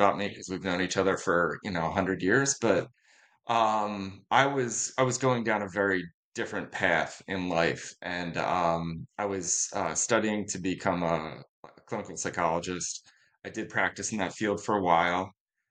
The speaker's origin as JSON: {"language": "English", "area": "North Wales", "region": "Pennsylvania", "country": "United States", "tie": "born or raised there", "said": "sell running footwear in my hometown"}